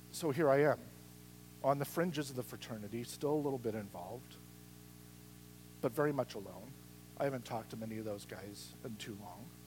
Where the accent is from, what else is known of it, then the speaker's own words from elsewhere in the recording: Midwest, United States; when I was growing up in the Midwest, in that society at the time, and with my extended family